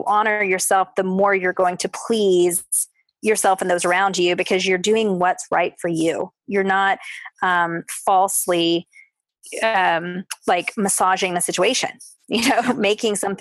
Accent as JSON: {"language": "English", "region": "the South", "country": "United States", "tie": "born or raised there", "said": "growing up in the South as a woman"}